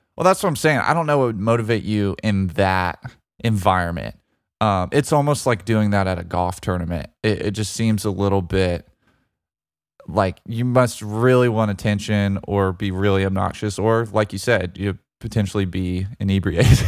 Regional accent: Birmingham, Alabama, United States; U A B, my hometown team that I grew up pulling for

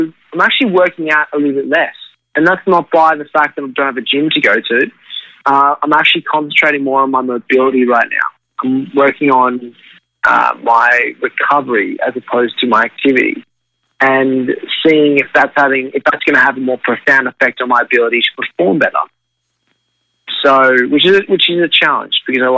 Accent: Australia; moved away as an adult; now in New York, United States; as an Australian growing up, I grew up in a loving family

